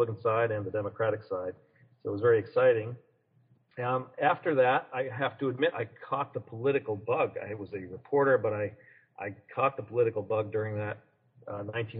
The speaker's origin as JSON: {"language": "English", "town": "Manchester", "region": "New Hampshire", "country": "United States", "tie": "born or raised there", "also_born_or_lived": "Bedford, New Hampshire / Henniker, New Hampshire / Ohio", "moved": "as an adult", "lives_now": "Washington, D.C., United States", "said": "I grew up in Manchester, was born in Manchester, lived in Bedford for as a young fella, and then moved to a small town a little north of there called Henniker"}